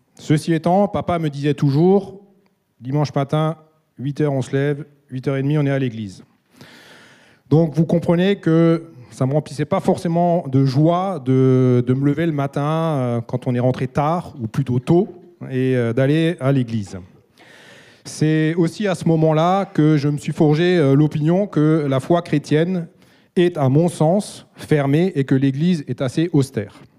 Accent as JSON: {"language": "French", "area": "Alsace", "region": "Grand Est", "country": "France", "said": "Je suis alsacien et j'ai grandi dans une famille chrétienne"}